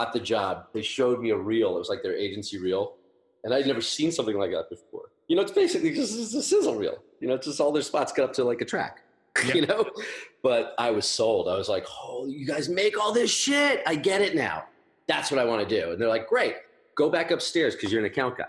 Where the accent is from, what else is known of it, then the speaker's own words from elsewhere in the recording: Long Island, New York, United States; I came from Long Island